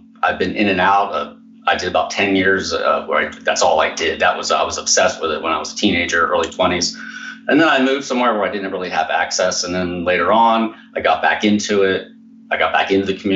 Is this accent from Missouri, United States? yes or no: no; New York, Pennsylvania, United States; I grew up here in New York, Pennsylvania